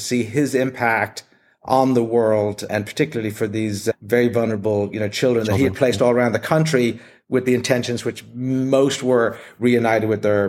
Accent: Dublin, Leinster, Ireland; moved away as an adult; also born or lived in Hong Kong / Japan; now in United States; My accent is mainly gone now, but I grew up in Dublin, Ireland, and I moved to the States, did university, financial services, 25 years in HR.

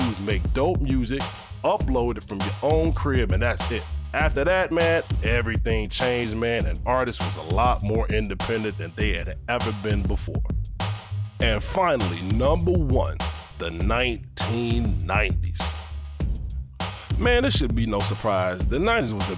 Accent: Midwest, United States; I'm from the Midwest

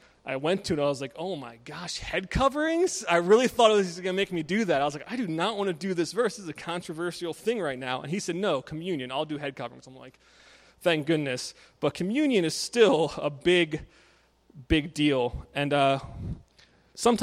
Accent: Maryland, United States; moved away as an adult; now in Scranton, United States; I grew up in Maryland with Jared

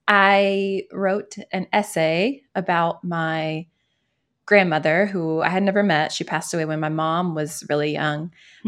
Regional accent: Louisville, Kentucky, United States; also born or lived in Chicago; my hometown of Louisville, Kentucky.

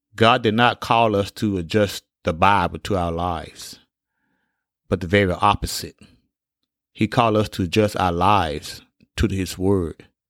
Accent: Alabama, United States; When I was a young boy growing up in Alabama

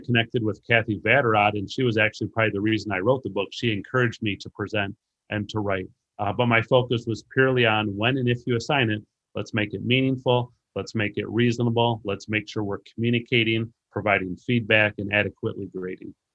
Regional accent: Racine, Wisconsin, United States; now in Illinois, United States; I grew up in Racine, Wisconsin, and I currently live in Illinois

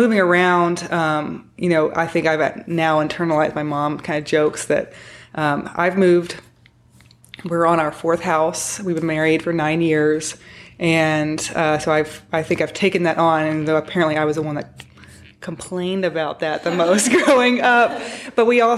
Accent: Tennessee, United States; also born or lived in Kentucky; I grew up in Tennessee with a short stint in Kentucky

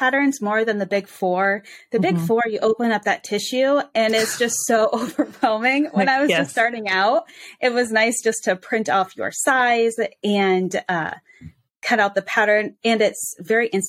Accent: Cedar Rapids, Iowa, United States; I am from Cedar Rapids, Iowa. So heart of the Midwest

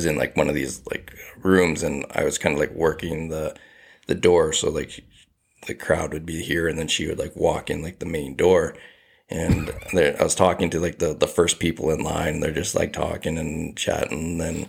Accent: Devon, Alberta, Canada; just growing up in Devon, like, I would, like, my very first job was a dishwasher at a golf course

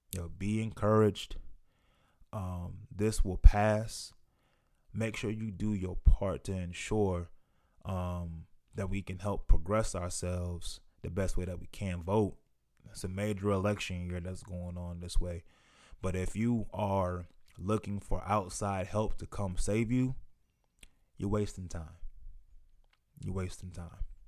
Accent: United States; here in the US speaking as a black man

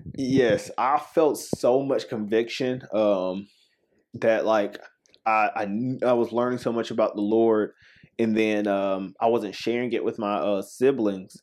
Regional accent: Spartanburg, South Carolina, United States; also born or lived in Woodruff, South Carolina; I'm from Spartanburg, uh, South Carolina.

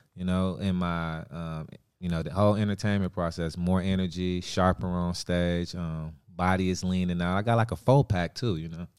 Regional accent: Wisconsin, United States; I'm from Wisconsin

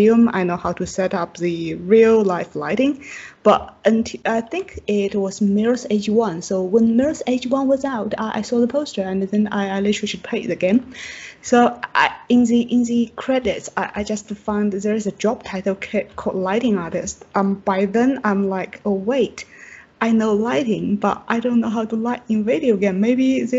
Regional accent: Chongqing, China; English is a second language; moved away as an adult; also born or lived in Shanghai / Frankfurt, Germany; now in United Kingdom; I am from China, and my hometown is in southwest part of China, in Chongqing

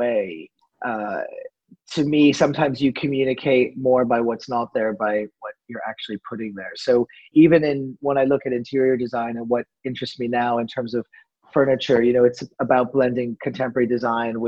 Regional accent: outside of Boston, Massachusetts, United States; moved away as an adult; now in France; as a kid, I grew up outside of Boston

